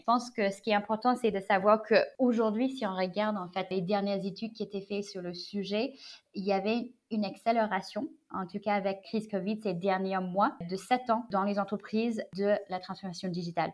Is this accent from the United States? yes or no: yes; United States; French is a second language; moved away as an adult; also born or lived in China; now in Paris, France; je suis née en Chine, j'ai grandi aux États-Unis.